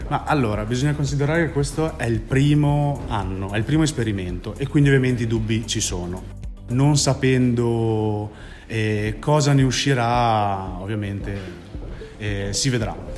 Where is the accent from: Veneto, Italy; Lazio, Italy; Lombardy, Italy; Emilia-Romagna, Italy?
Emilia-Romagna, Italy; Bologna; vengo da Bologna